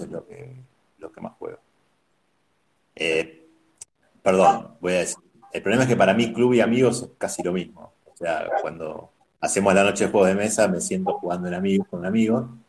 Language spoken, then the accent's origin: Spanish; Buenos Aires, Argentina; Yo soy de Capital, eh, siempre, siempre viví en Capital